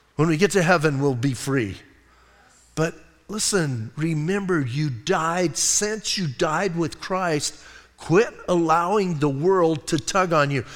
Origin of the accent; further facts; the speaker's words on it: Bisbee, Arizona, United States; I'm from Bisbee